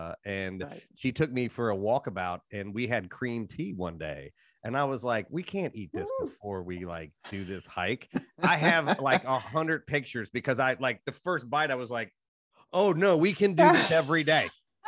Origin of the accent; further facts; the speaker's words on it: United States; I am an American and I'm like, you know, the rest of the country, more or less.